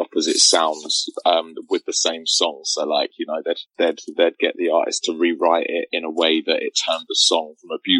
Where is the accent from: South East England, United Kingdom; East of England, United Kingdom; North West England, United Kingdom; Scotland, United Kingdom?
East of England, United Kingdom; Luton; also born or lived in Cambridge; I moved from Luton to Cambridge